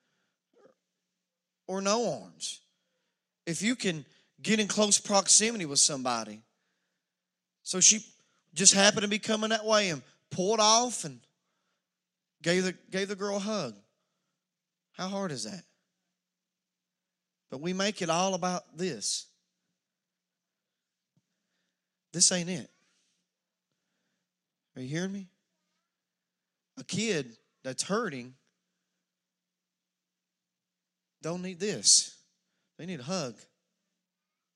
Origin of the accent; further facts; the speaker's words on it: Wallens Creek, United States; I'm from Wallens Creek.